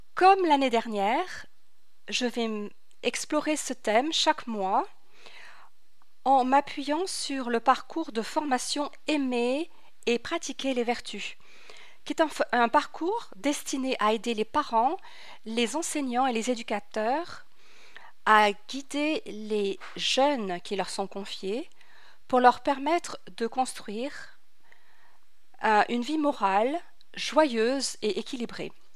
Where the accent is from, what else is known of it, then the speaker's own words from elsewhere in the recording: France; moved away as an adult; also born or lived in Paris; now in Nashville, United States; je suis née à Paris, j'ai grandi en France